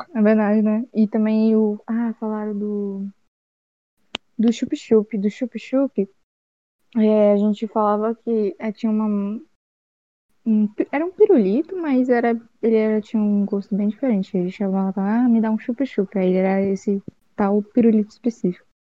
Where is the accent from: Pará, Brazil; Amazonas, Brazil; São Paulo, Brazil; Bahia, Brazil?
Amazonas, Brazil; Manaus; na minha cidade natal, em Manaus